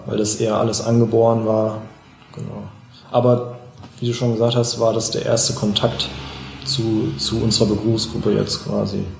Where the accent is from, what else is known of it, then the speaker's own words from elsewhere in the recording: Schlüchtern, Hesse, Germany; ich bin hier aufgewachsen, ich kenne mich hier aus, meine Freunde sind hier, meine Familie lebt hier noch